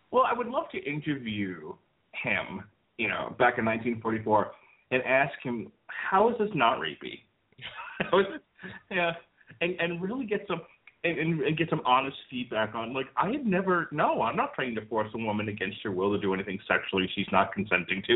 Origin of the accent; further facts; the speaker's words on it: New York, United States; moved away as an adult; also born or lived in Florida; I grew up in New York, and none of the homes that I lived in in New York, and there were two of them, had fireplaces.